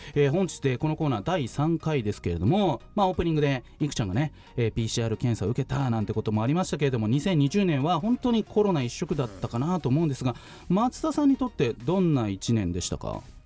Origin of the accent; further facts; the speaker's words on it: Tachikawa, Tokyo, Japan; 同じ立川の出